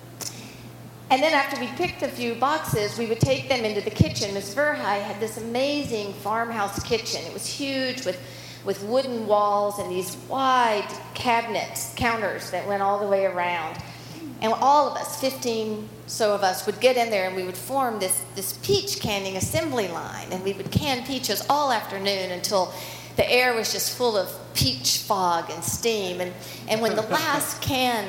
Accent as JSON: {"language": "English", "region": "Alabama", "country": "United States", "tie": "born or raised there", "also_born_or_lived": "Portland", "moved": "yes", "said": "I grew up in Alabama"}